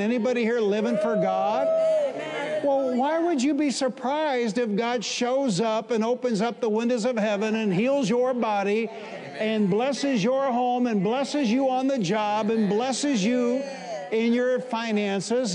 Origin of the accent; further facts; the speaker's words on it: Detroit, Michigan, United States; I'm from Detroit